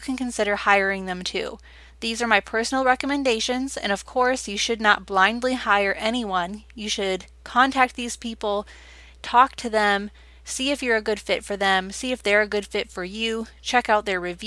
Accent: Wisconsin, United States; my home state now, Wisconsin

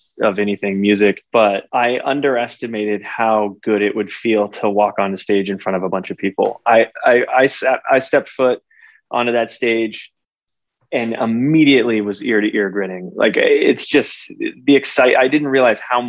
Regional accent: Texas, United States; I grew up in Texas.

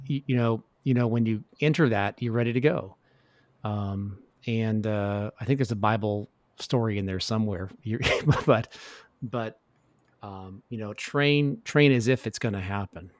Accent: Tacoma, Washington, United States; as a kid growing up in Tacoma, Washington

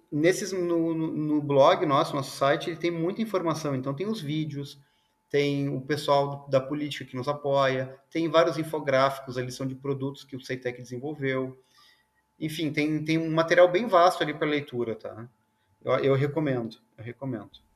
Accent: South Region, Brazil; eu sou do sul aqui

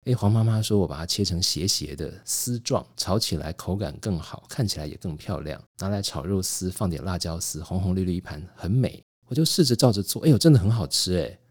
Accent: Taiwan; 我的爷爷是祖籍在辽宁，在东北，但是呢，我爸爸是在抗战的时候四川出生的。但那时候他年纪太小了，所以他的位置其实要等到到了台湾来，那小时候家里有穷，所以也没吃什么好东西

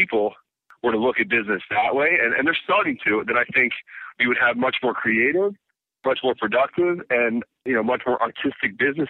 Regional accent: Baltimore, Maryland, United States; Yeah, Baltimore, born and raised.

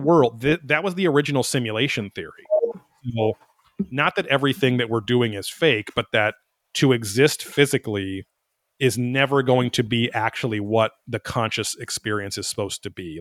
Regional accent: Orange County, California, United States; growing up in Orange County

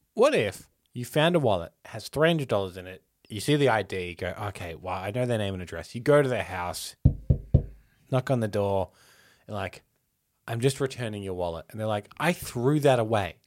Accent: Melbourne, Victoria, Australia; we're from Melbourne

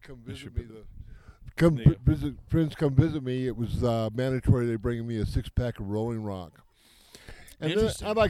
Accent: Amarillo, Texas, United States; moved away as an adult; also born or lived in South Dakota / Rhode Island; now in New Mexico, United States; Yeah, I was raised in Amarillo, went to the University of Texas

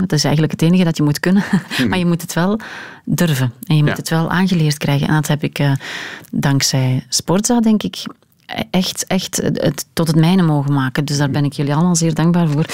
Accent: Hamme, Flanders, Belgium; Ik ben ehm, opgegroeid in Hamme, waar uh, Dender, eh, wat zeg ik, waar eh, Schelde en Durme samenvloeien.

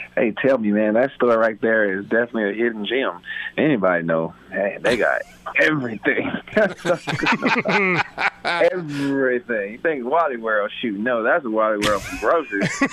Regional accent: South Carolina, United States; born or raised there; now in Buffalo, United States

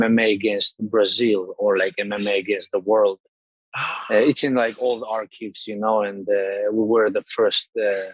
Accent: Moscow, Russia; English is a second language; also born or lived in Georgia; now in Sweden; I was born in Georgia, but I raised in Russia, in Moscow. And nowadays I'm living in Sweden

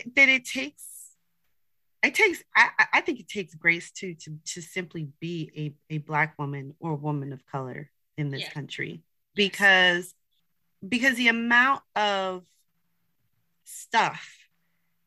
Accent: United States; I'm Haitian American, so I'm not I was born here. I was born here, and so, but my ancestry is from Haiti.

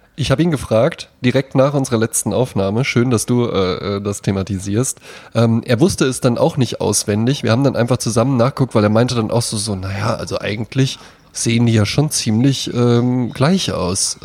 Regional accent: Central Hesse, Germany; ich komme ja aus Mittelfeld Mittelhessen

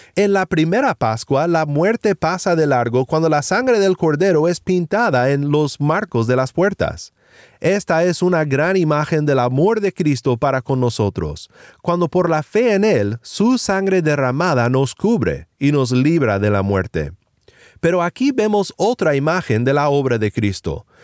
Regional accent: Sinaloa, Mexico; mi pueblo en Sinaloa, México

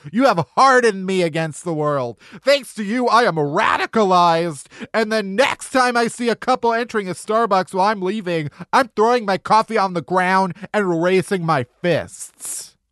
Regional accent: Midwest, United States; growing up in the Midwest

